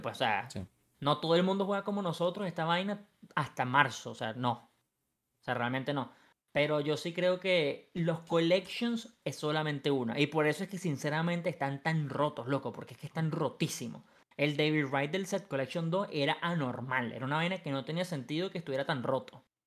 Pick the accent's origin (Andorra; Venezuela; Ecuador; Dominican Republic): Venezuela; moved away as an adult; now in Mexico; Pero en Venezuela sí yo lo hacía. Yo lo dejé de hacer hasta que me mudé fuera de Venezuela